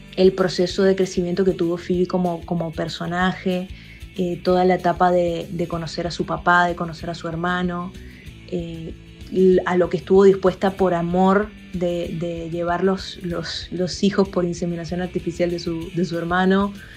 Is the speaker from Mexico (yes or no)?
no; Venezuela; moved away as an adult; now in Argentina; soy venezolana viviendo en la Argentina desde hace unos años